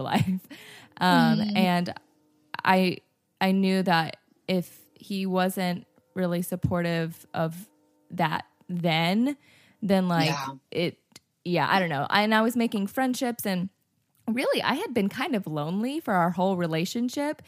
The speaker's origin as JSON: {"language": "English", "region": "North Carolina", "country": "United States", "tie": "born or raised there", "moved": "yes", "lives_now": "Nashville, United States", "said": "I grew up in North Carolina. I was living in Nashville"}